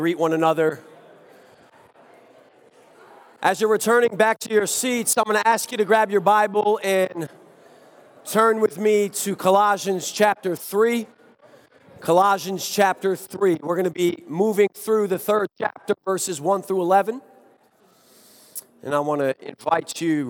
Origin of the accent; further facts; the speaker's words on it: Chaplin, Connecticut, United States; moved away; I was raised in Chaplin, Connecticut